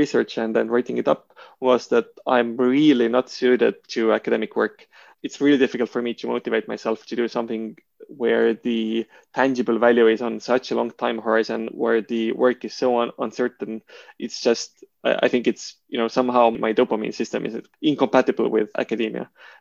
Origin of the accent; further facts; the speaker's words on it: Estonia; moved away as an adult; also born or lived in Switzerland; me from Estonia